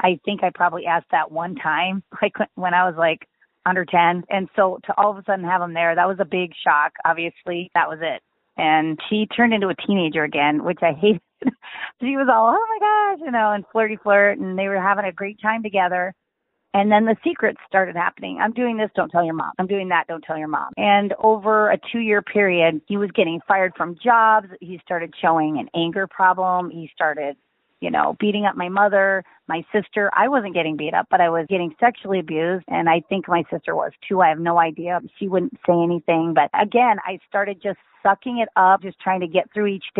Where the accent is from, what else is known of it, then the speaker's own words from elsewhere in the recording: Midwest, United States; I grew up in the Midwest in a really small town.